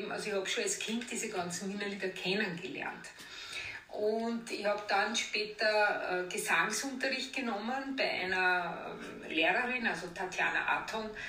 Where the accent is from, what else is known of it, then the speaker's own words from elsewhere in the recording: Vienna, Austria; also born or lived in Greece / Cyprus; Und ich bin ja im Theater an der Wien quasi aufgewachsen, weil meine Eltern haben dort äh, die Kantine und die Rangbuffets gehabt, über 30 Jahre.